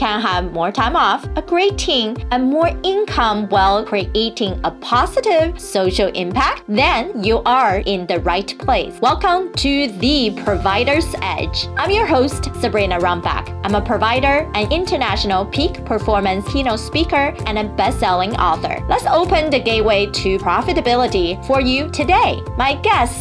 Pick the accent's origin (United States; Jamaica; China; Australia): United States; New Jersey; I grew up in New Jersey